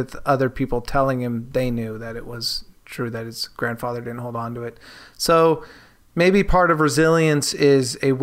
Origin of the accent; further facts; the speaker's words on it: Bay Area, California, United States; I grew up in the Bay Area